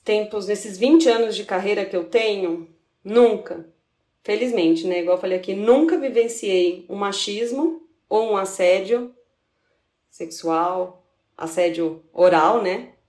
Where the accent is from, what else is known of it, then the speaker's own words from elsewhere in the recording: São Paulo, Brazil; moved away as an adult; now in Três Corações, Brazil; eu sou de São Paulo, capital